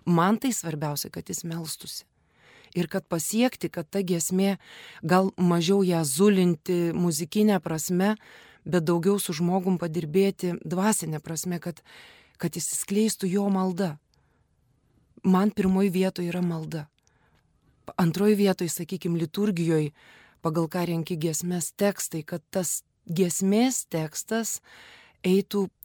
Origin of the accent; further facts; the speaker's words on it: Kaunas, Kaunas County, Lithuania; Ir užaugau Petrašiūnuose.